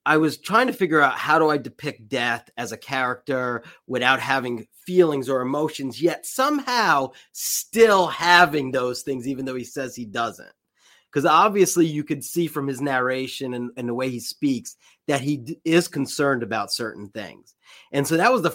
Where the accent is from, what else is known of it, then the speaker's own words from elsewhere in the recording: New York City, New York, United States; I grew up in the New York City area.